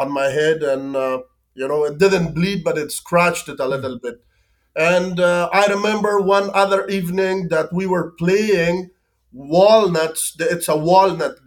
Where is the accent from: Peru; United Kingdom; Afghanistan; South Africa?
Afghanistan; English is a second language; moved away as an adult; growing in Afghanistan was full of hardship, difficulties, hunger, famine